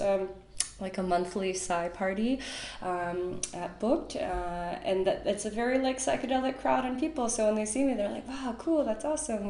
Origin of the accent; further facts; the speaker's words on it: Chicago, Illinois, United States; moved away as an adult; also born or lived in San Francisco; now in Berlin, Germany; I was born in Chicago. I went to university in Chicago